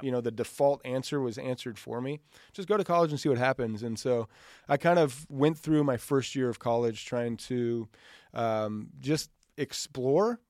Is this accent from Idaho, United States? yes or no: yes; Boise, Idaho, United States; growing up in Idaho, it's, we're, it was just kind of a, it's not like there was any large church